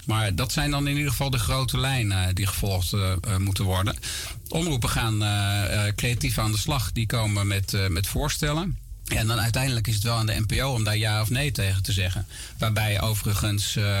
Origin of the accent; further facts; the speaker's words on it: Gorinchem, South Holland, Netherlands; now in near Amersfoort, Netherlands; Ik ben opgegroeid en geboren in Gorkum plaatsje aan de rivier de Merwede